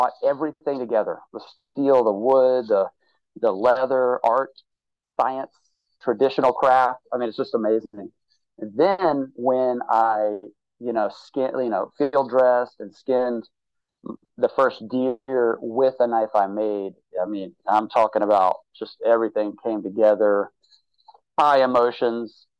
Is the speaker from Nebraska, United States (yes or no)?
no; Mobile, Alabama, United States; moved away; I'm from South Alabama. I would go hunting with my dad and everything, but you know, we didn't go hunting a ton. We did a lot more fishing. We were on the coast in Mobile